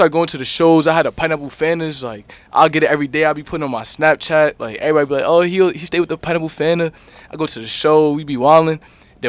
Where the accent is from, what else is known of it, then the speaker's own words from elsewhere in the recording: New Jersey, United States; I'm from Jersey. You know what I mean? That's my home